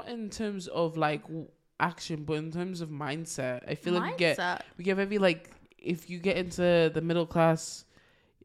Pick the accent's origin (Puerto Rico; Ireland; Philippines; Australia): Ireland; I am Irish.